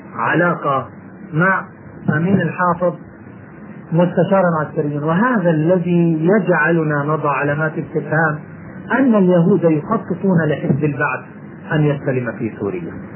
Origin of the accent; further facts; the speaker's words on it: Jordan; عندنا في الأردن